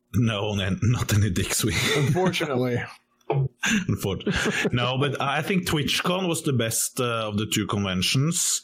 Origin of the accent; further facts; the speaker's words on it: Norway; I'm from Norway.